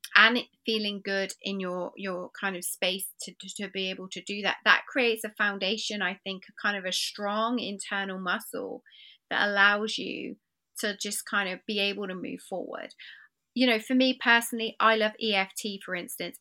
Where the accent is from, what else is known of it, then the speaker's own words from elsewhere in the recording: England, United Kingdom; I find myself being English and polite